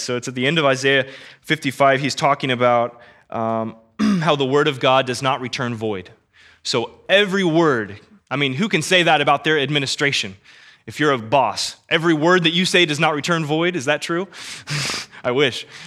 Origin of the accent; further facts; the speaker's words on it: Kansas City, United States; born and raised in Kansas City